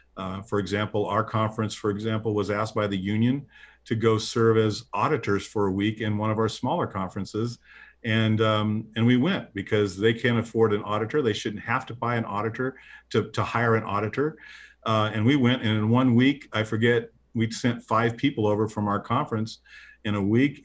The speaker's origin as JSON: {"language": "English", "region": "Midwest", "country": "United States", "said": "I'm a Midwesterner"}